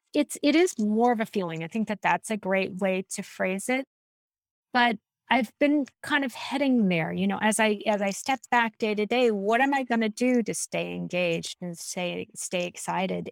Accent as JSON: {"language": "English", "town": "San Diego", "region": "California", "country": "United States", "tie": "born or raised there", "also_born_or_lived": "Mendocino, California", "lives_now": "Boston, United States", "said": "I grew up in San Diego. and I lived there until I was twelve"}